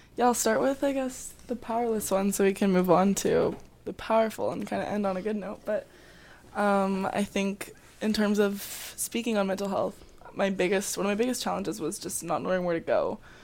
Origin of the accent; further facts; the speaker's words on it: Calgary, Alberta, Canada; moved away as an adult; now in Abbotsford, Canada; I am also from Calgary, so I came to U F C, um, to play varsity soccer